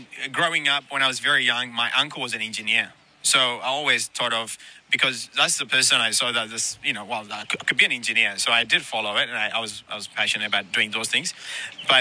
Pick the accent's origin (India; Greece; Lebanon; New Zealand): New Zealand; moved away as an adult; also born or lived in Ethiopia; now in Sydney, Australia; my journey to Australia started from Ethiopia, and then from Ethiopia I went to New Zealand, and I grew up in New Zealand